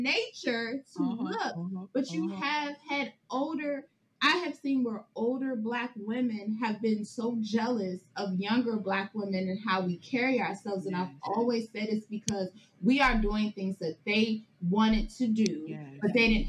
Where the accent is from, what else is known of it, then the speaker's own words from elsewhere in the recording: Maryland, United States; born and raised in Prince George's County, Maryland. I said, I'm not from the hood